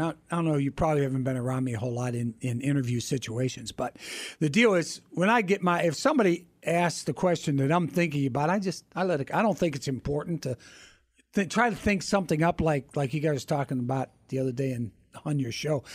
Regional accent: Pittsburgh, Pennsylvania, United States; moved away as an adult; also born or lived in Green Bay / Kansas City / California / Washington; I'm from Pittsburgh

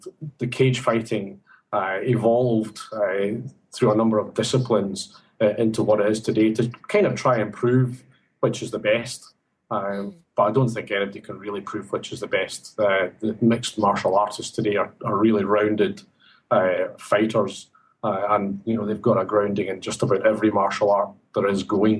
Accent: Glasgow, Scotland, United Kingdom; now in Sydney, Australia; as you can tell from my accent, I'm not Sydney born and bred. I come from Glasgow area in Scotland

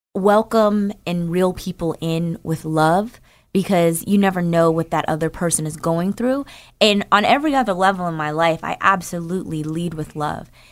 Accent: Newark, New Jersey, United States; moved away; I'm from New Jer-, from Newark, New Jersey

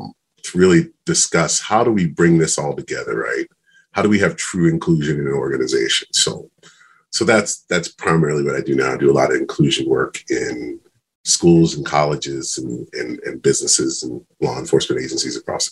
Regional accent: Maryland, United States; I came from Maryland, came out to BYU, football scholarship, met my wife.

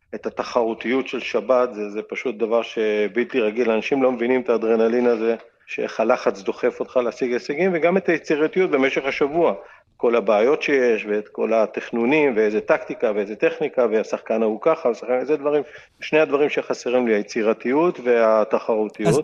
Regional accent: Israel; אני ישראלי חוצפן

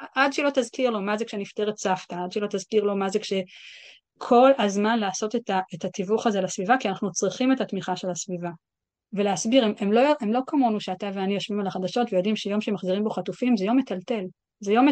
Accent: Israel; moved away as an adult; also born or lived in New York; now in London, United Kingdom; אני ישראלי

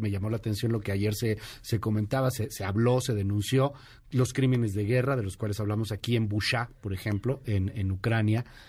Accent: Colombia; mi continente y en mi país

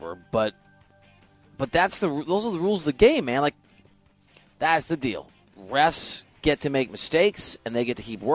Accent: Iowa, United States; moved away; also born or lived in West Coast; I'm from Iowa

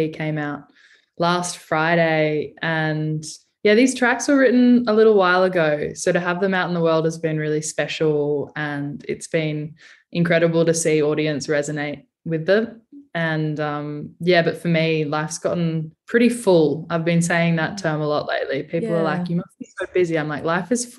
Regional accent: Alice Springs, Northern Territory, Australia; moved away as an adult; also born or lived in Naarm (Melbourne), Victoria; I grew up on Arunda country just outside of Mbantwa.

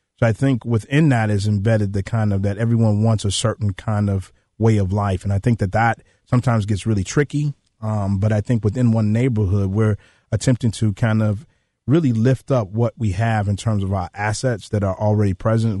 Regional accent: Chicago, Illinois, United States; I'm from South Shore. My grandfather lived right there on eightieth and South Shore

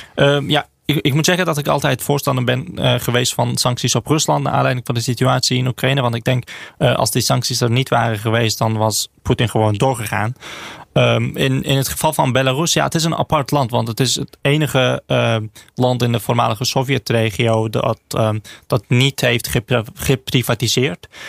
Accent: Azerbaijan; moved away; ik, ik kom zelf uit Azerbeidzjan

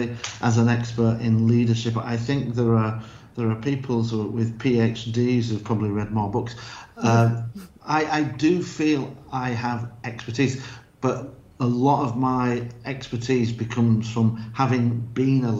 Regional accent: Yorkshire and the Humber, United Kingdom; also born or lived in United States; now in Spain; I'm from Yorkshire

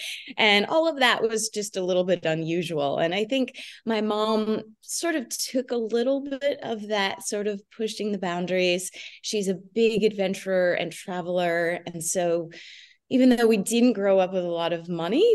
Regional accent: New Jersey, United States; We grew up in New Jersey, in a suburb of New Jersey

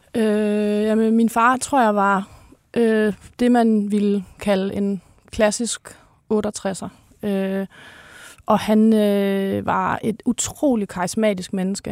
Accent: North Jutland, North Denmark Region, Denmark; moved away; deroppe i Nordjylland, hvor jeg kommer fra

